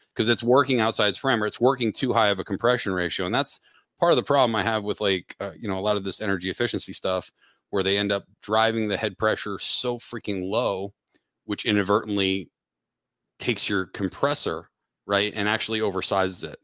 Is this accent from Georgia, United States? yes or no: no; Pennsylvania, United States; also born or lived in Connecticut; now in Dallas, United States; I grew up in Pennsylvania, uh, moved up to Connecticut